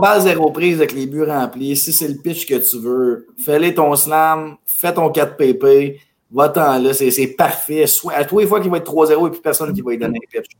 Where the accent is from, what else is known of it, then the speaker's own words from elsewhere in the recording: Mirabel, Quebec, Canada; On vient de Mirabel